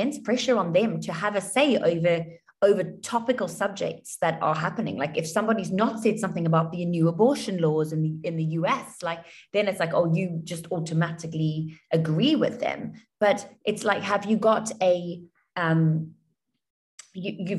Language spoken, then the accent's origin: English; South Africa; moved away as an adult; now in Dubai, United Arab Emirates; I grew up in South Africa